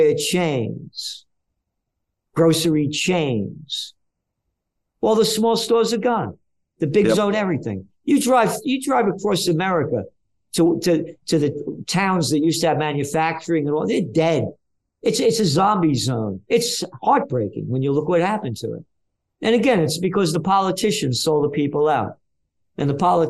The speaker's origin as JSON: {"language": "English", "town": "New York City", "region": "New York", "country": "United States", "tie": "born or raised there", "said": "I'm a Napolitano, born in the Bronx"}